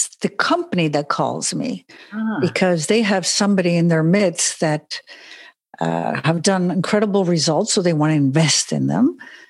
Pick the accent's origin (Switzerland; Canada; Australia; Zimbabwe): Switzerland; English is a second language; also born or lived in Germany / Italy / Spain; now in Las Vegas, United States; So I'm a Swiss and American, and I grew up in Europe, Switzerland, Germany, Italy, and Spain. And now recently, since 4 years, I'm in Las Vegas.